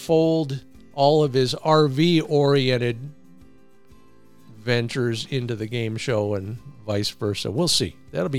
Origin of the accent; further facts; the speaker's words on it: Ohio, United States; My home state